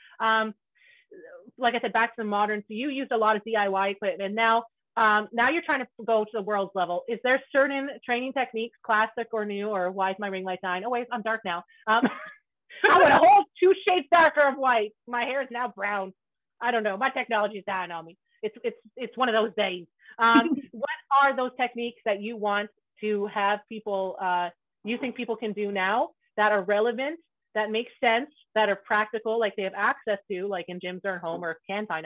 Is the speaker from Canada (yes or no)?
yes; Canada; I grew up in a really, like, I'm from Canada, and it's really rural, it's very country, very Mennonite